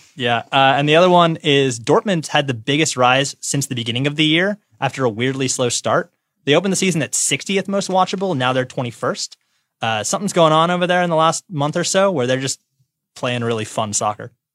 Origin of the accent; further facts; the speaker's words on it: Detroit, Michigan, United States; I'm from Detroit